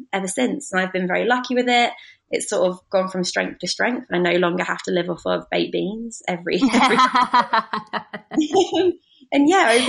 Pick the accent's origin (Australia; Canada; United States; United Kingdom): United Kingdom; Brighton, South East England; also born or lived in Nottingham; I'm 28 from Brighton